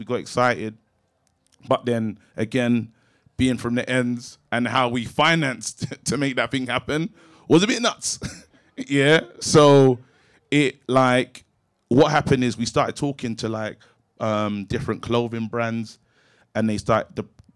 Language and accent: English; London, United Kingdom; I grew up in Brixton, but my situation was different